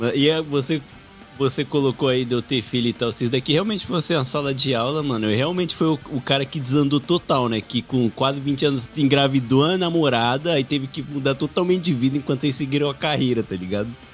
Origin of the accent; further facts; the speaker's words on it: Brasília, Federal District, Brazil; now in Japan; eu sou de Brasília